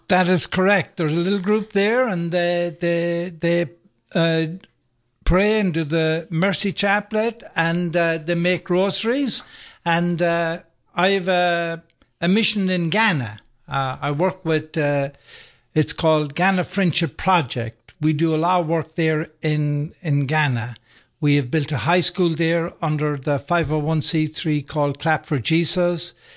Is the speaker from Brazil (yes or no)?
no; Sligo, Connacht, Ireland; moved away as an adult; now in Atlanta, United States; I grew up in Ireland, by the way, um, and, uh, in a place called, uh, Sligo, County Sligo.